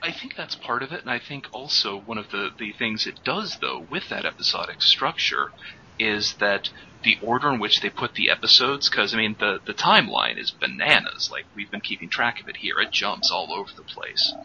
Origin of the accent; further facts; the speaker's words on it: United States; as an American